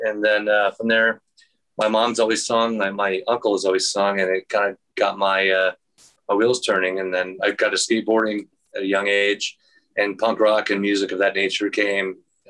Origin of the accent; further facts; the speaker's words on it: Wyoming, United States; also born or lived in Arizona; So again, I moved to Wyoming. I was born out here in Arizona, and then parents divorced. And then I moved to Wyoming, but my dad stayed here in Phoenix.